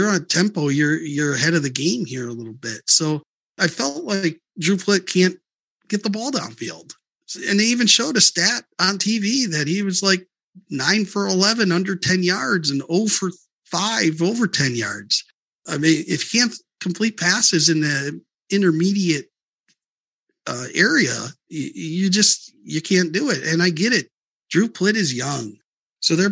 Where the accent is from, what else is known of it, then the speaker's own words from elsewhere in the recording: Wisconsin, United States; I'm from Wisconsin